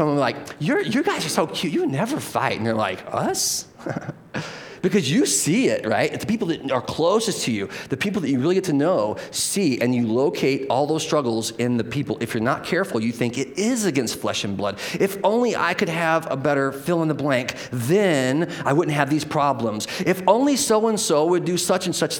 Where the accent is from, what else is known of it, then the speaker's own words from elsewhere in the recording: United States; we're American citizens